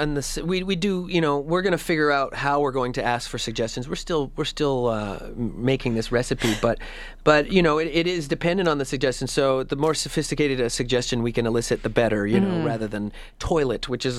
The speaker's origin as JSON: {"language": "English", "town": "Edmonton", "region": "Alberta", "country": "Canada", "tie": "born or raised there", "moved": "as an adult", "said": "And, I grew up in Edmonton in the 90s, when the Fringe was starting to really bloom."}